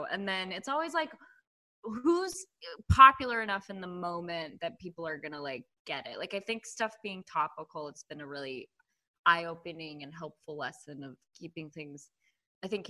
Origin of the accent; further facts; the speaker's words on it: San Francisco, California, United States; moved away as an adult; also born or lived in Los Angeles / New York; growing up in the Bay Area, like around the Castro